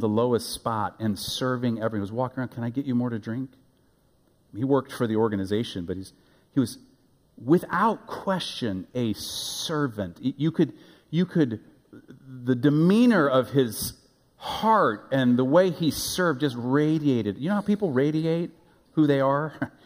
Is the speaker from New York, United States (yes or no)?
no; Omaha, Nebraska, United States; also born or lived in Africa; now in Wichita, United States; When I was a boy, growing up in Omaha, Nebraska, my boyhood elementary age, young, born in Africa, moved to Nebraska in my elementary years